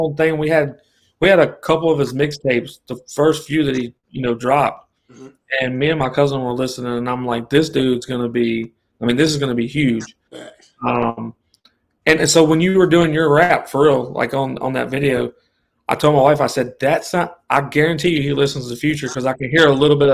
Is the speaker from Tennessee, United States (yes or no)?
yes; Memphis, Tennessee, United States; moved away; I came from Memphis, Tennessee. I was around all those guys that came from that area